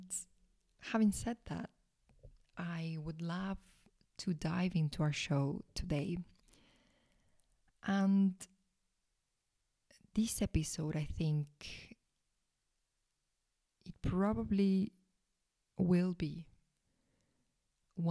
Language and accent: English; Salta, Argentina; moved away; right now I am in Salta, Argentina. That is the northwestern side of Argentina. So in my hometown, where I was born, where I grew up